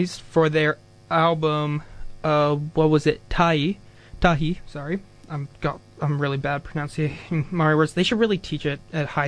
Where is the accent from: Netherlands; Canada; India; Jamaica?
Canada; I'm Canadian as well